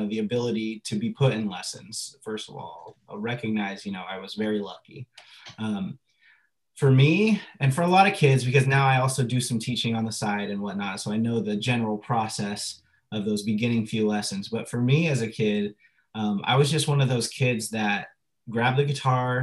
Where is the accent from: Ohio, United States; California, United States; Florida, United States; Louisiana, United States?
California, United States; La Mesa; I'm from La Mesa. I grew up in La Mesa in San Diego. I'm a native